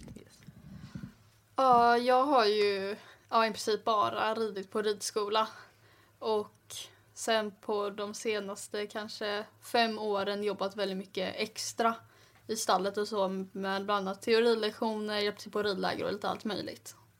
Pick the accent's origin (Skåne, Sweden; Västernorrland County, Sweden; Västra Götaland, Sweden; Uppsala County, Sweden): Västra Götaland, Sweden; Gothenburg; kommer från Göteborg